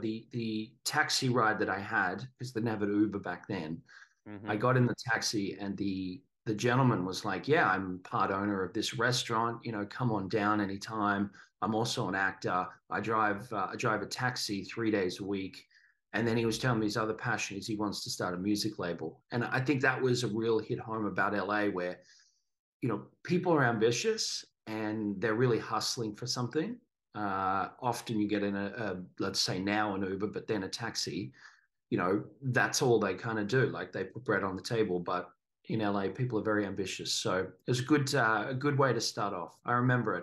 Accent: Sydney, New South Wales, Australia; moved away as an adult; also born or lived in Mudgee, Australia; now in Los Angeles, United States; I grew up in Sydney

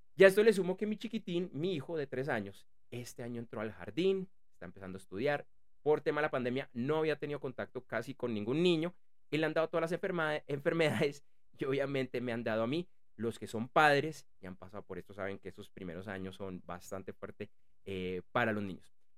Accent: Bogotá, Bogotá Capital District, Colombia; yo soy de Bogotá, y para quienes no conocen eh, eh, eh, esta ciudad, la capital de Colombia

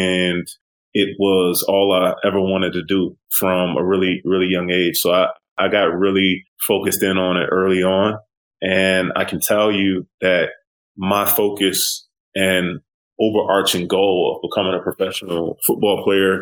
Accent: Aurora, Illinois, United States; I'm originally from the Midwest. I grew up in a working class suburb outside Chicago, city called Aurora

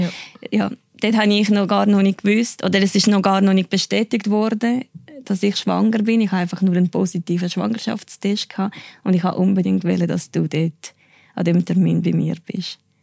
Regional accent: Cuba; Ich bin in Kuba geboren, bin auch dort aufgewachsen, ja, als Einzelkind

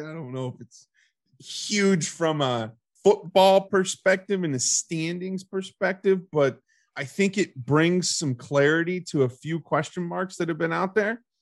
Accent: Ohio, United States; I am from Ohio

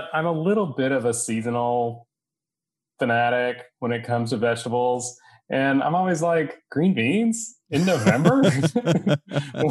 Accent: West Texas, United States; I grew up in West Texas

